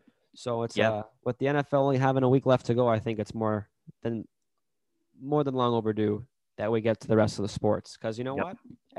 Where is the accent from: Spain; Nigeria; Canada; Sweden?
Canada; love being Canadian on Christmas.